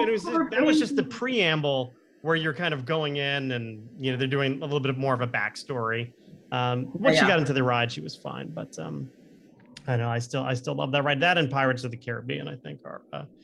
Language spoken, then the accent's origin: English; South Florida, United States; I grew up in South Florida.